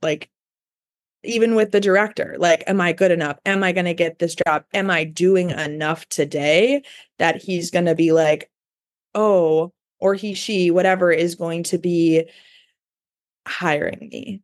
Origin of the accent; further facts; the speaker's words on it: Elgin, Illinois, United States; moved away as an adult; also born or lived in Pittsburgh / Los Angeles; I moved back home to Chicago. I'm from Elgin, uh, about an hour west of the city